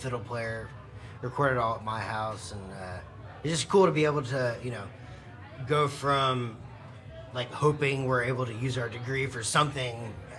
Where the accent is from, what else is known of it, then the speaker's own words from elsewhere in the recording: Houston, Texas, United States; I'm from Houston. Actually, I'm from right down the road.